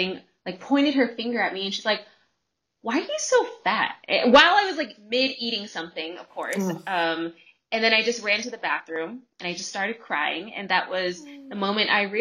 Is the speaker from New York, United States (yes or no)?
no; California, United States; also born or lived in Bay Area; I actually grew up in Southern California and Northern California